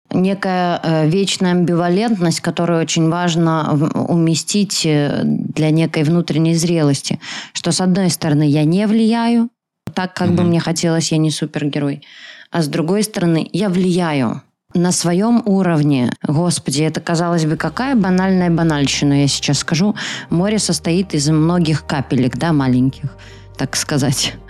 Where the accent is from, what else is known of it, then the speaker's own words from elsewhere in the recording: Belarus; сама я белоруска